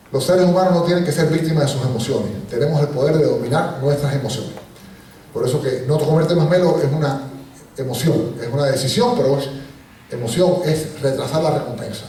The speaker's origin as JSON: {"language": "Spanish", "country": "Puerto Rico", "tie": "born or raised there", "also_born_or_lived": "Cuba", "said": "Yo nací en Cuba y me fui de niño a Puerto Rico y me he criado toda la vida en Puerto Rico"}